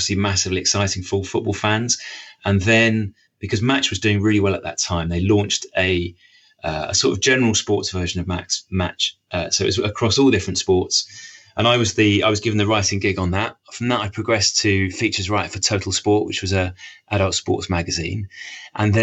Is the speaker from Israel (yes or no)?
no; Bishop's Stortford, East of England, United Kingdom; also born or lived in Harlow / Cambridge / Peterborough / Cardiff; now in Cheshire, United Kingdom; So I grew up on the sort of Hertfordshire-Essex border. So I was born in Harlow, mm-hmm. which is one of the new towns that sprung up outside London, the sort of post-war period, and then moved up the road to Bishop Stortford